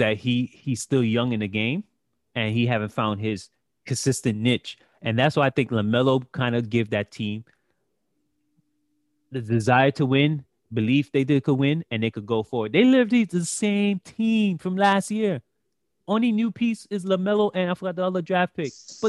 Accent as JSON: {"language": "English", "town": "New York City", "region": "New York", "country": "United States", "tie": "born or raised there", "said": "I'm born American. I'm born in Brooklyn, but my parents are Haitian."}